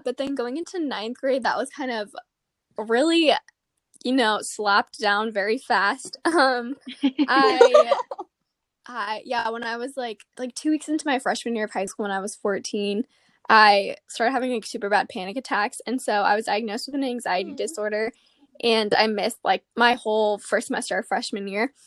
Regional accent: Gilbert, Arizona, United States; But I'm from Arizona. I grew up in Gilbert

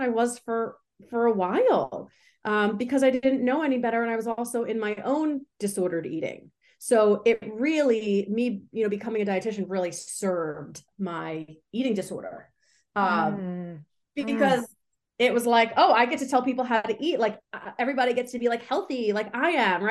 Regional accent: New York, United States; I'm from New York

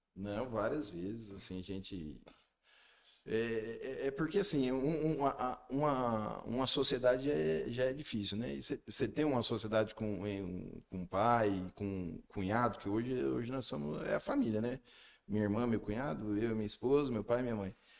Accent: Iporã, Paraná, Brazil; also born or lived in Maringá; eu não nasci em Porã, mas foi como se tivesse nascido

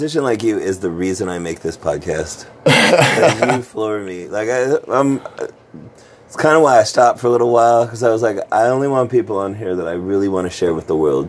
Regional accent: Las Vegas, Nevada, United States; I grew up in Las Vegas

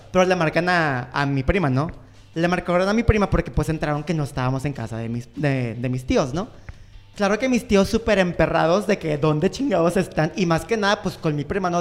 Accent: Mexico; soy de México

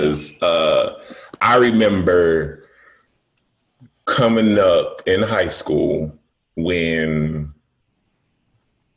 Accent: Chicago, Illinois, United States; moved away as an adult; now in Las Vegas, United States; I'm a nigga from Chicago.

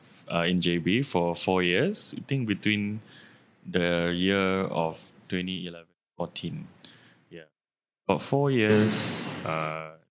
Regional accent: Singapore; moved away as an adult; also born or lived in Malaysia; my whole life I grew up in Woodlands.

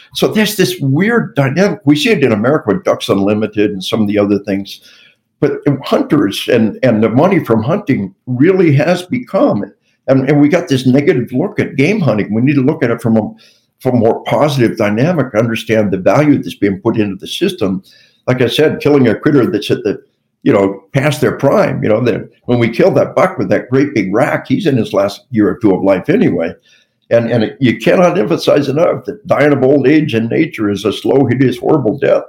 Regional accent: Arkansas, United States; We, we are from Arkansas

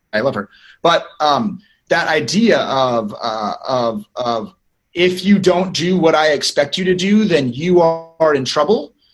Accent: Northern California, United States; I'm from North, Northern California, so we say hello

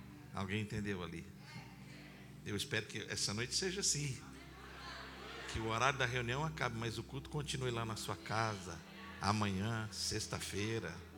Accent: Campinas, São Paulo, Brazil; Eu sou de Campinas, aqui do interior do estado

